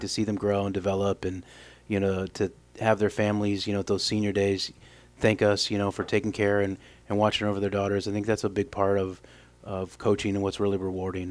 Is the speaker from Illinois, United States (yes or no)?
yes; Normal, Illinois, United States; moved away as an adult; now in Evansville, United States; I grew up in Normal, Illinois